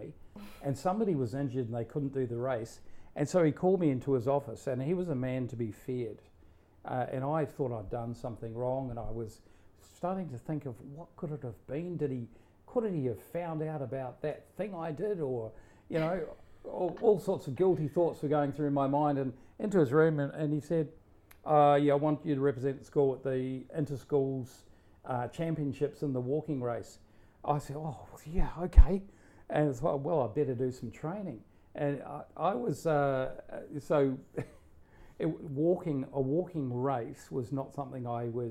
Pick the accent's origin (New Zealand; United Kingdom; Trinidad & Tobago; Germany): New Zealand; South Island; moved away; growing up in New Zealand, five siblings and mother, father. So there was a lot of outdoor activity. And so we lived in the South Island of New Zealand